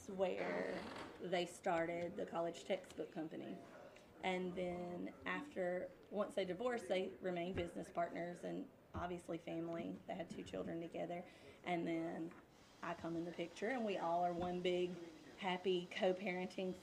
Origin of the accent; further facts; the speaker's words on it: Wiggins, Mississippi, United States; also born or lived in South Carolina; I'm from Wiggins